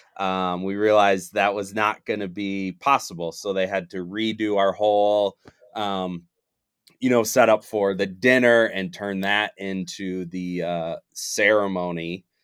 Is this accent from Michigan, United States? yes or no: yes; Michigan, United States; now in Denver, United States; I'm originally from Michigan